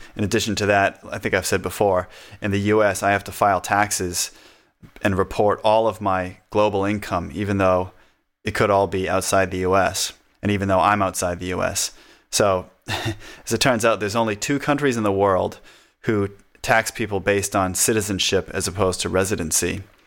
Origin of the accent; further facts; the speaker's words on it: United States; accent: northern; moved away as an adult; now in Australia; I have a, I guess, a northern accent, they think I'm Canadian